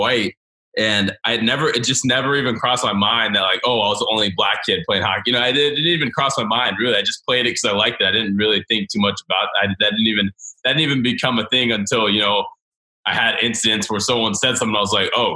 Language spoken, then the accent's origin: English; Snellville, Georgia, United States; born or raised there; also born or lived in Gainesville, Florida